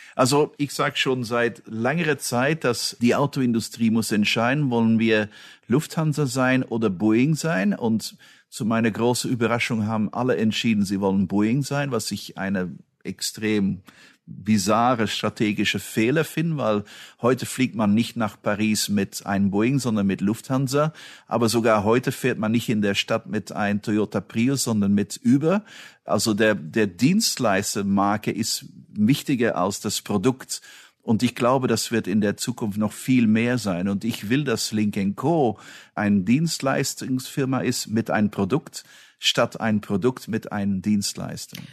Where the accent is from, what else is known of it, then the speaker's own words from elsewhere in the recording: Belgium; moved away; ich bin Belgier